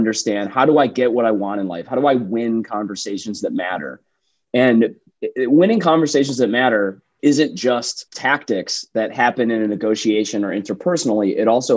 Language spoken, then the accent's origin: English; Detroit, Michigan, United States; also born or lived in Chicago / New York; now in Austin, United States; I grew up in Metro Detroit in the Midwest